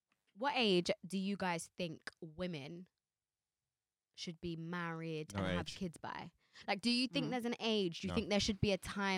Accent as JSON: {"language": "English", "country": "Jamaica", "said": "I'm Jamaican"}